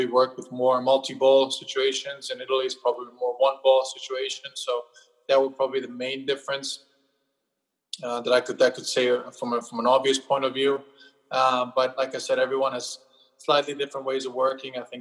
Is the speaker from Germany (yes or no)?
yes; Germany; moved away; growing up in Germany